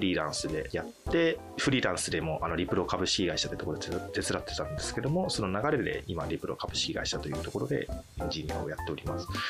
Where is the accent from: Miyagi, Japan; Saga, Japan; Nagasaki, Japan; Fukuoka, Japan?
Fukuoka, Japan; moved away as an adult; 福岡ですね九州の方の出身ですとで、生まれて、就職するまで24か5ぐらいまではずっと福岡に住んでました